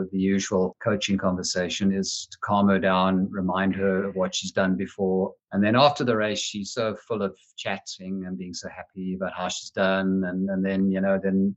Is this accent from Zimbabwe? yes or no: yes; Zimbabwe; moved away as an adult; also born or lived in South Africa; now in Ohio, United States; I grew up in Zimbabwe